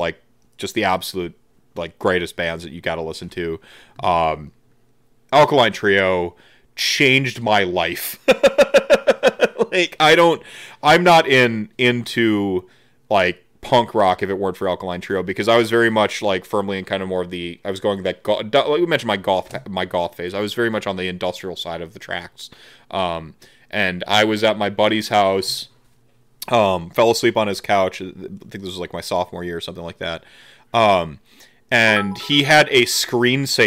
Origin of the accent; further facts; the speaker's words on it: Midwest, United States; I'm from the Midwest